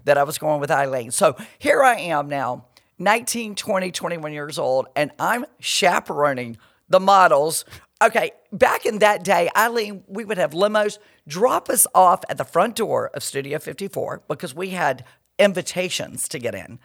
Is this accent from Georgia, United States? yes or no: yes; Perry, Georgia, United States; moved away as an adult; also born or lived in Miami / Atlanta; I'm from Perry. I'm this little girl from Perry